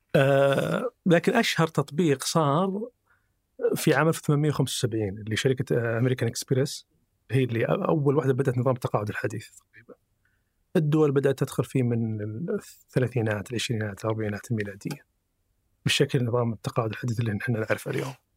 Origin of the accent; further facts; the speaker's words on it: Saudi Arabia; عندنا في السعودية